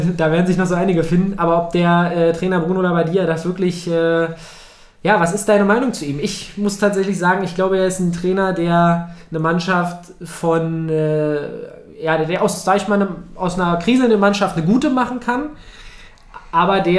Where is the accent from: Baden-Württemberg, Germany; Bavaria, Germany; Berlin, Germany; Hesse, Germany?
Berlin, Germany; Und natürlich als Berliner, äh, ich weiß, äh, ich, mein Herz schlägt natürlich für Union